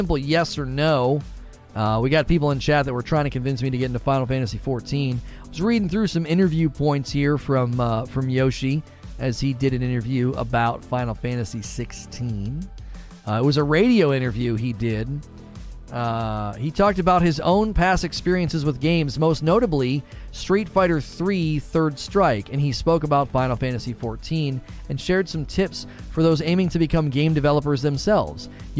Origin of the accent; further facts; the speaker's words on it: Bronx, New York, United States; Me, I'm from the Bronx.